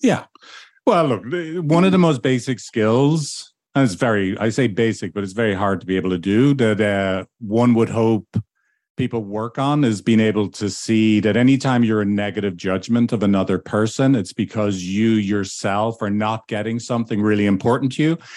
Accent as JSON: {"language": "English", "country": "Ireland", "moved": "yes", "said": "back in my home country of Ireland"}